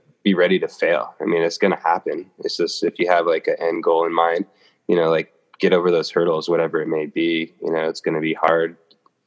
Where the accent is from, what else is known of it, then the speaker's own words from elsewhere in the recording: Los Angeles, California, United States; moved away; also born or lived in Atlanta; I'm from Los Angeles